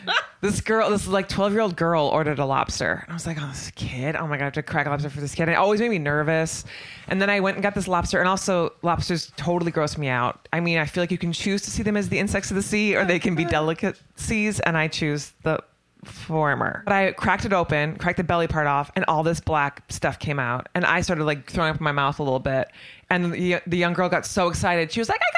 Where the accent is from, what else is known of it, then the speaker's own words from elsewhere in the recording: Manitowoc, Wisconsin, United States; I'm from Manitowoc, Wisconsin, yeah. Home of Stephen Avery. And I was on the lake.